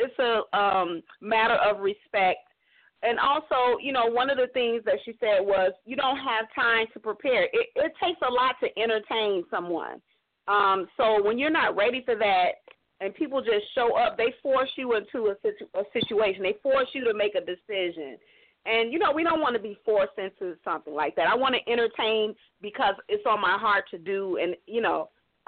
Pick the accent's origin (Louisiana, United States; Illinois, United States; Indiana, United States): Illinois, United States; Chicago; I'm from Chicago, lady. South suburbs, but from Chicago